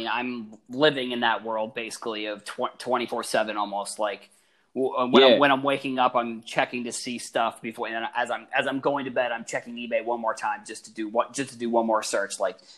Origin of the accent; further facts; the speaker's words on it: Massachusetts, United States; I'm from Massachusetts